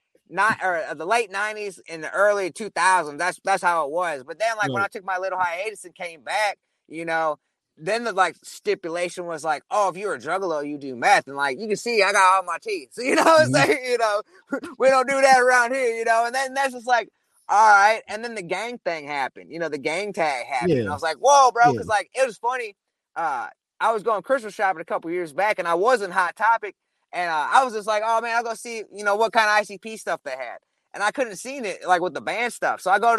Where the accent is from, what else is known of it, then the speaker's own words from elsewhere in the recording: Midwest, United States; Because, like I said, I'm from the Midwest, so I was just trying to get it.